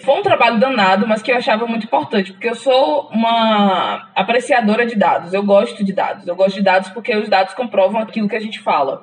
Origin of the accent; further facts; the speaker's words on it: Valença, Bahia, Brazil; moved away as an adult; now in Maceió, Brazil; Eu sou de Valença, do interior da Bahia